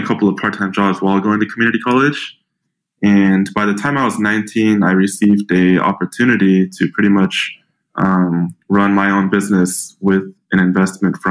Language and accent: English; Tacoma, Washington, United States; I grew up in a small town called Tacoma, Washington.